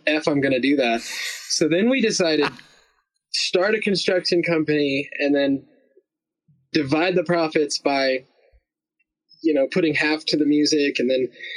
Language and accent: English; United States; also born or lived in North Carolina / Alabama; I was raised both in North Carolina and Alabama